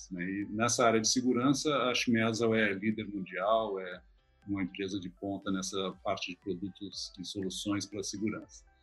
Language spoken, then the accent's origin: Portuguese; Porto Alegre, Rio Grande do Sul, Brazil; nasci em Porto Alegre, sou gaúcho.